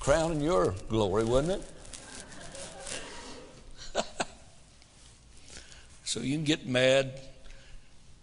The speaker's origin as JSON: {"language": "English", "country": "United States", "said": "As an American"}